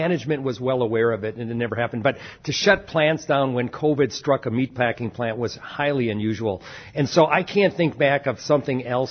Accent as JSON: {"language": "English", "country": "United States", "said": "we as American farmers"}